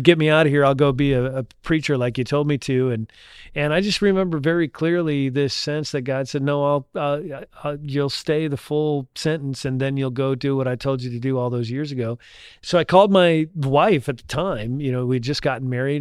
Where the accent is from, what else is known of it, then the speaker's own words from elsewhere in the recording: Ashley, North Dakota, United States; also born or lived in Indiana; now in Little Rock, United States; three, four years old, I grew up in a little tiny town called Ashley, North Dakota.